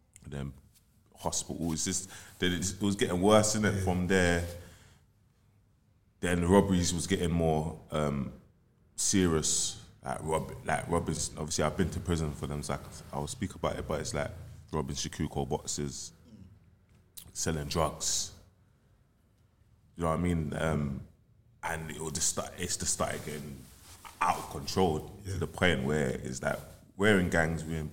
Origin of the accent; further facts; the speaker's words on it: London, United Kingdom; I'm from Eric 14th, South Norwood